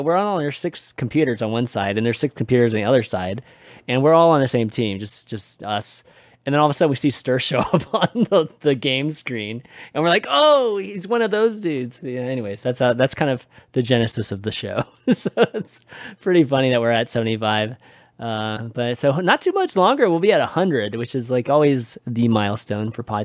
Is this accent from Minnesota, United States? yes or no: no; Houston, Texas, United States; Houston got a team, given that it's kind of my hometown, or at least where the town I grew up